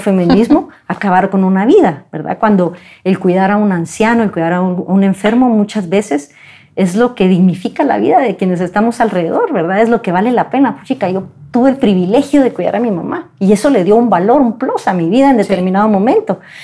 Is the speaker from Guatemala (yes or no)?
yes; Guatemala; como guatemaltecos